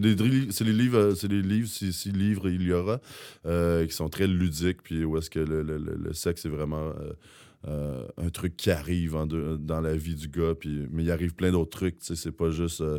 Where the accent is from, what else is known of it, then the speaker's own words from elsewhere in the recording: Rouyn-Noranda, Quebec, Canada; quand on vient de Rouen